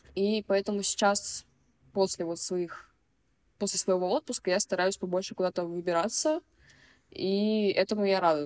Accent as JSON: {"language": "Russian", "town": "Chelyabinsk", "region": "Chelyabinsk Oblast", "country": "Russia", "tie": "born or raised there", "moved": "as an adult", "lives_now": "Moscow, Russia", "said": "я родилась сама в Москве и в два месяца переехала в Челябинск."}